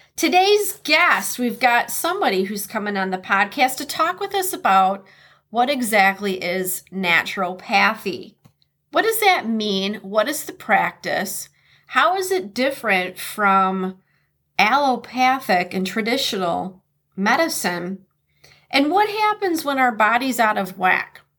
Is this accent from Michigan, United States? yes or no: yes; Detroit, Michigan, United States; now in Minnesota, United States; growing up in Detroit